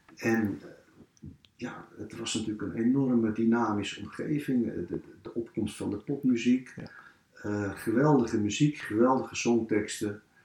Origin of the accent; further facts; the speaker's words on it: Amsterdam, North Holland, Netherlands; in de kinkerbuurt waar ik ben opgegroeid